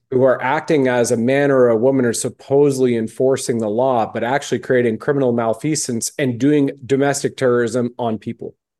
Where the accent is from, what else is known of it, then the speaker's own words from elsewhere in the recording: Canada; I was born in Canada